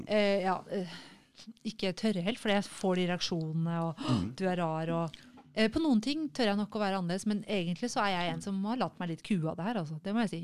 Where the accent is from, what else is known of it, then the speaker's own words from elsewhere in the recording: Norway; som nordmann